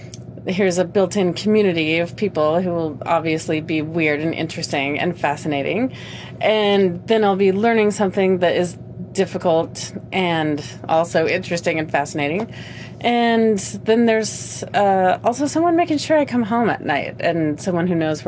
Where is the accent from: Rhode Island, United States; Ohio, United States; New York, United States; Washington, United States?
Washington, United States; Seattle; I come from Seattle, Washington in the U.S.